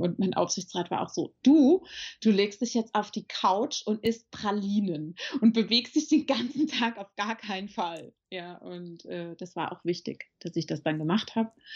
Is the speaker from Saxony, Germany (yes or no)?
no; Marburg, Hesse, Germany; moved away as an adult; now in Frankfurt, Germany; ich bin in Marburg an der Lahn geboren, also gar nicht so weit weg von hier